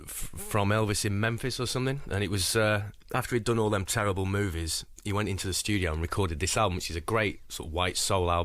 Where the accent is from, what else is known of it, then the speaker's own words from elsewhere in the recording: North West England, United Kingdom; also born or lived in Leeds; Well, we moved all around, sort of Manchester, Blackpool, Burnley, Cone.